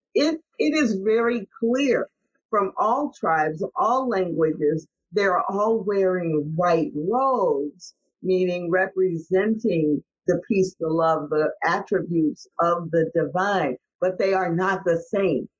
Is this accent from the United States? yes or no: yes; St. Louis, Missouri, United States; I grew up in St. Louis, Missouri